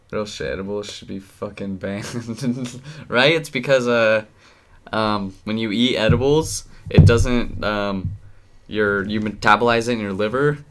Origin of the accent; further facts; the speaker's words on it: Utah, United States; we're we're from Utah.